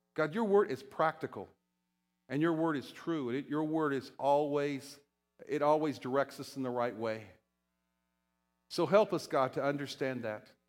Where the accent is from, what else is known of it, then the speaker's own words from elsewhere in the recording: Shenandoah Valley, Virginia, United States; moved away; I'm from Virginia, and I grew up, uh, you know, in the Shenandoah Valley